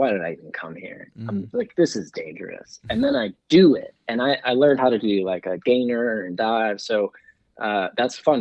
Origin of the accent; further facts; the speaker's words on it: Pennsylvania, United States; When I was in high school in my hometown, Pennsylvania